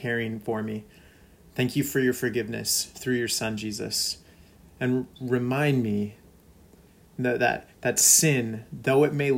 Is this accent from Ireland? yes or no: no; California, United States; now in Minnesota, United States; a Californian turned Minnesotan